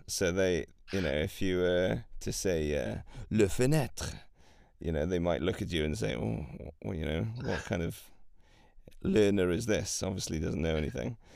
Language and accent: English; Wales, United Kingdom; first language Welsh and English; I grew up speaking Welsh